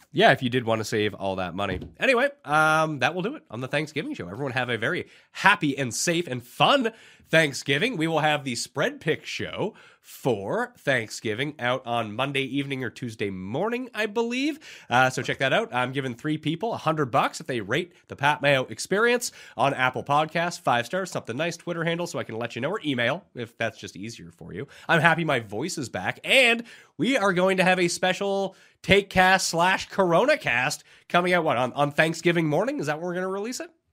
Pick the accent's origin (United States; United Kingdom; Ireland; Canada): Canada; being Canadian, ah, it's not really a holiday up here.